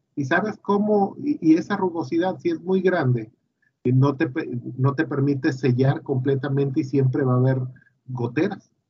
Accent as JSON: {"language": "Spanish", "town": "Villahermosa", "region": "Tabasco", "country": "Mexico", "tie": "born or raised there", "said": "yo nací en Tabasco hace un 30 de diciembre de 1972, ya hace algunos años y estudié en Villahermosa, eh, pues lo típico, la primaria, la secundaria y la prepa"}